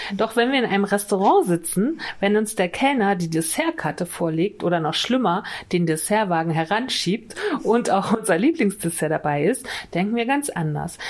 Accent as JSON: {"language": "German", "region": "Mecklenburg-Vorpommern", "country": "Germany", "tie": "born or raised there", "said": "Das ist nämlich Mecklenburg-Vorpommern, meine Heimat"}